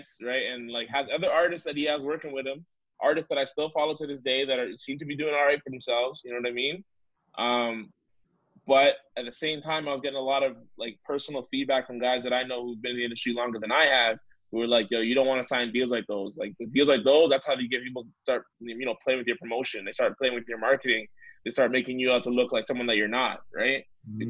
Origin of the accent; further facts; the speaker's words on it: Canada; we have such great talent on the boards as Canadian artists